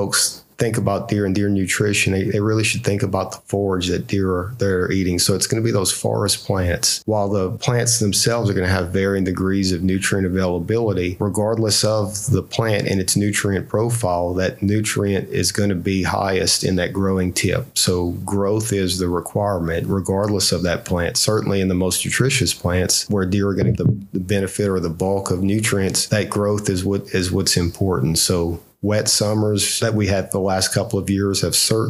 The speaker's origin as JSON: {"language": "English", "town": "Marksville", "region": "Louisiana", "country": "United States", "said": "I'm actually from Marksville, Louisiana"}